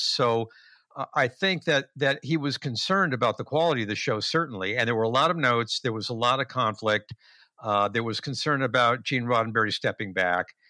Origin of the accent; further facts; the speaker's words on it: Los Angeles, California, United States; also born or lived in Westwood, Los Angeles; We moved from West L A, a very small house